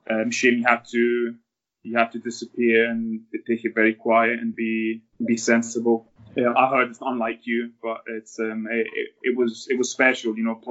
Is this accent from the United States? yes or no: no; Italy; also born or lived in Scotland; Yeah, I was born in Scotland when my mum and dad worked there, and then lived most of my life in Italy.